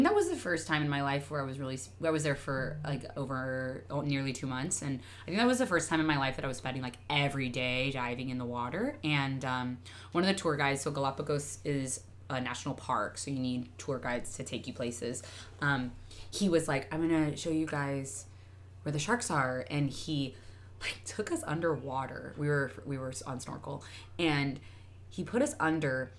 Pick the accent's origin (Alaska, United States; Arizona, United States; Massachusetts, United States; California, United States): Arizona, United States; moved away; I grew up in Arizona